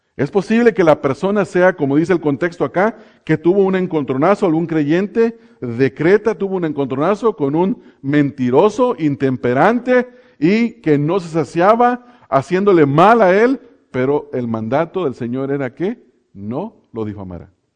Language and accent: Spanish; Mexico; now in Pomona, United States; a nosotros los que nos ha tocado estar lejos de los lugares donde nacimos, eh, en México, yo me acuerdo que en mi pueblo, hermanos, había una cantina